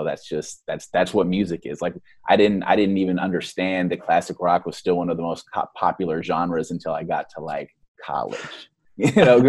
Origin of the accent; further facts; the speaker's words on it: Oakland, California, United States; the culture that I grew up in, growing up in East Oakland, California